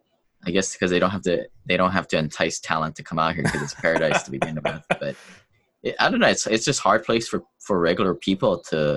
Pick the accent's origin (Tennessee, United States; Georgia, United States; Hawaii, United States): Hawaii, United States; also born or lived in Washington State; I grew up here in Hawaii, and then I went to school up in Washington State